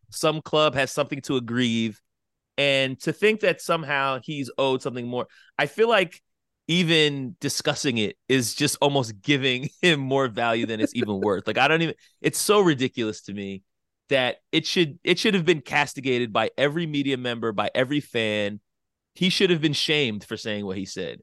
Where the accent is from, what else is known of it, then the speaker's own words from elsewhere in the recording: United States; us as American sports fans